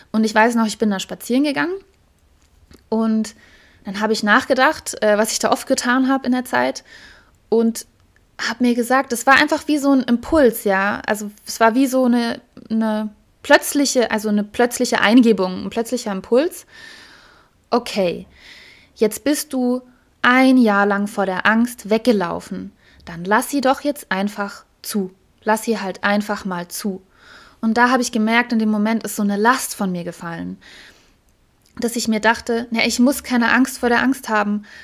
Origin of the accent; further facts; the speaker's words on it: Heidelberg, Baden-Württemberg, Germany; Ich weiß noch, da bin ich hier spazieren gegangen, das war in Heidelberg, meine Heimatstadt.